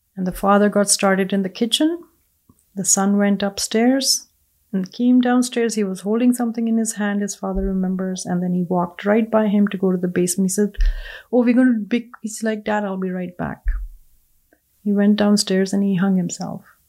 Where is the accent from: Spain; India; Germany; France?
India; English is a second language; moved away as an adult; now in Edmonton, Canada; growing up in India